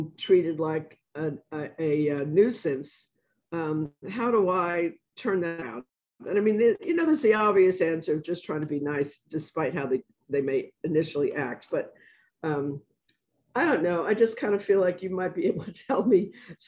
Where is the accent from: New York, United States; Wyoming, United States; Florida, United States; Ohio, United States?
New York, United States; New York City; I'm from the South. And then I pause, and then I say, Bronx